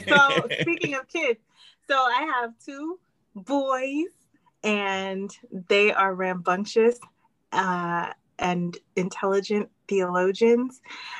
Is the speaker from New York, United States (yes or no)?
yes; New York City, New York, United States; now in Dallas, United States; Well, I'm from the Bronx originally, and I live in Dallas now. I am a lover of Jesus.